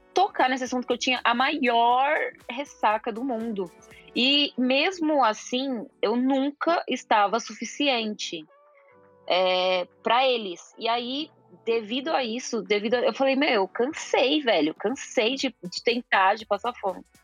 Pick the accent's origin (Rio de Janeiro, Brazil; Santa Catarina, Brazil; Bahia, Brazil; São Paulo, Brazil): São Paulo, Brazil; also born or lived in Milan; sou de São Paulo